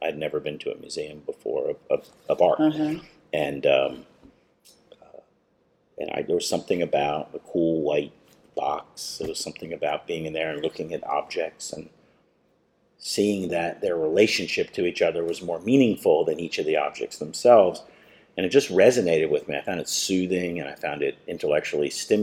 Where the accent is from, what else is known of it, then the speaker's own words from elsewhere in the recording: Miami Gardens, Florida, United States; also born or lived in New Jersey; I came here when I was 8 years old, and I grew up in Miami Gardens.